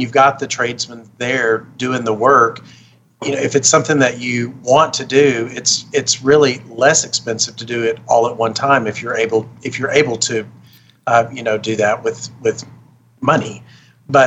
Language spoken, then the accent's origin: English; Arkansas, United States; now in Las Vegas, United States; I grew up in Arkansas